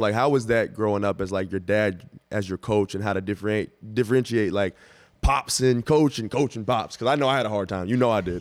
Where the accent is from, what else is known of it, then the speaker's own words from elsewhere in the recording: Dallas, Texas, United States; you're from Dallas, I'm from Dallas. We grew up together